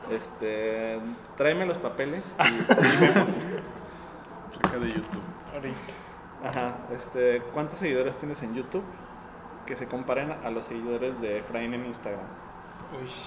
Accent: Guanajuato, Mexico; Yo soy de Guanajuato.

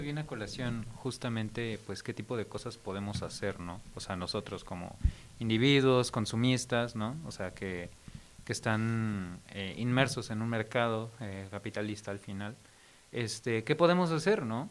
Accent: Mexico City, Mexico; yo soy de Ciudad de México

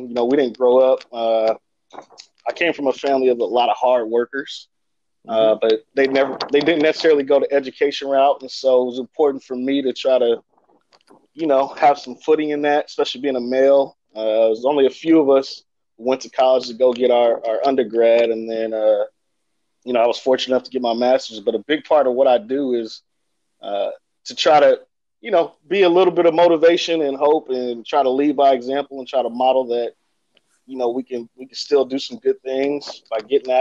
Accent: Bakersfield, California, United States; growing up in Bakersfield, for me, I mean, it's a melting pot

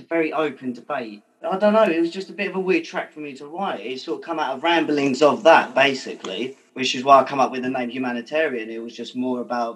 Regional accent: London, United Kingdom; we live in London and I grew up in North London

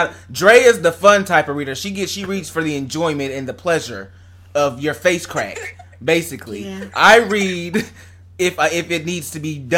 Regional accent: Kokomo, Indiana, United States; moved away; I didn't come out until I left my hometown. So I wasn't gay in Kokomo.

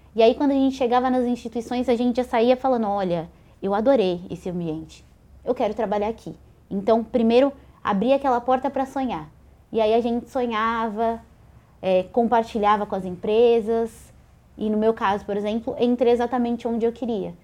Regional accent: São Paulo, Brazil; sou aqui de São Paulo

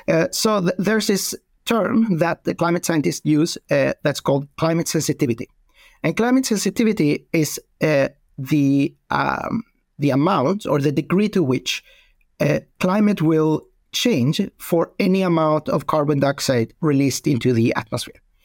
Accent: Sweden; I'm from Sweden

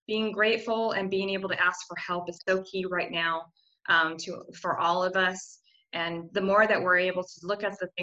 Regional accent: United States; as an American and traveling to 10 countries

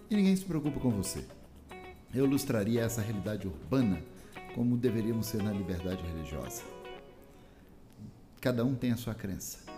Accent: São Paulo, Brazil; Então eu sou paulista, sou brasileiro, mas eu sou skatista.

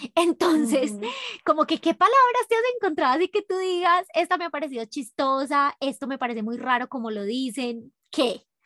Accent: Medellín, Antioquia, Colombia; now in Ecuador; yo soy de Medellín

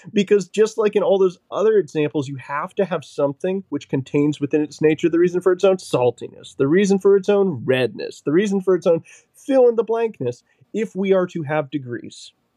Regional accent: New Hampshire, United States; Originally from New Hampshire.

